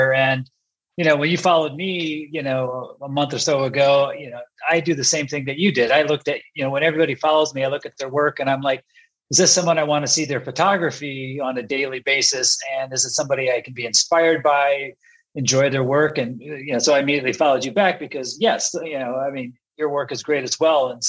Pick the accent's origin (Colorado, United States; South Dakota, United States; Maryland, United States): South Dakota, United States; Sioux Falls; moved away as an adult; also born or lived in San Diego, California / Texas; So pretty much my entire upbringing was in South Dakota.